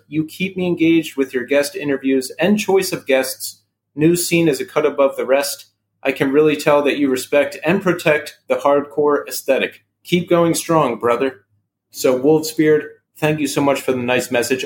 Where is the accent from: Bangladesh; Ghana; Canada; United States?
United States; New York; shows we went to growing up in New York